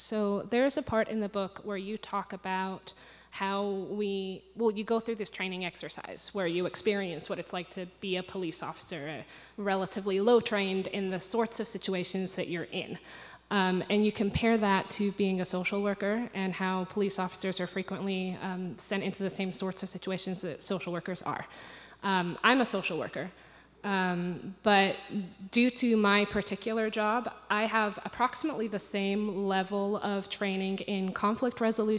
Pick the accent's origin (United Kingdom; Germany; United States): United Kingdom; I'm from Britain, and our police don't have guns.